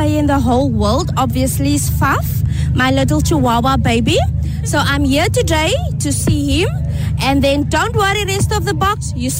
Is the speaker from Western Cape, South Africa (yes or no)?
yes; Atlantis, Western Cape, South Africa; all the way from Atlantis.